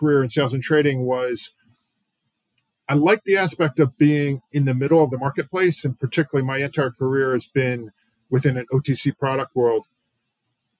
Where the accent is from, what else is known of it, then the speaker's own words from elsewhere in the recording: Pennsylvania, United States; I'm from Pennsylvania originally